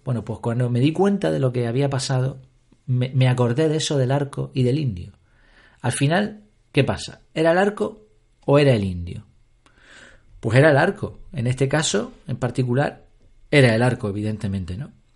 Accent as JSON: {"language": "Spanish", "region": "Canary Islands", "country": "Spain", "said": "aquí en Canarias"}